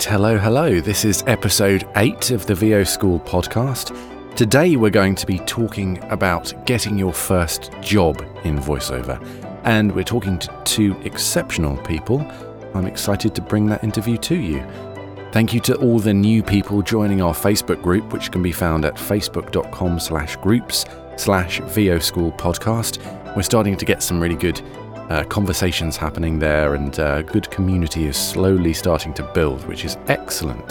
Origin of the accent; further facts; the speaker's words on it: England, United Kingdom; now in United States; I'm English too